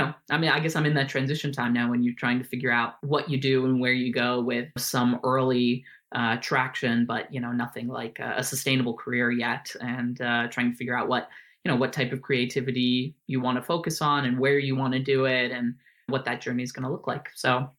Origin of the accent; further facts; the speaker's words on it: Germany; born there; So I was born in Germany, which is where they were living and working at the time.